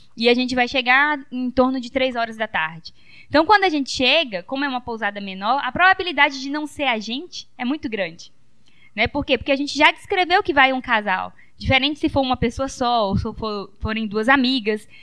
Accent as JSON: {"language": "Portuguese", "town": "Teixeira", "country": "Brazil", "moved": "yes", "lives_now": "São Mateus, Brazil", "said": "a gente é de Teixeira, né? Meu pai ainda mora por lá"}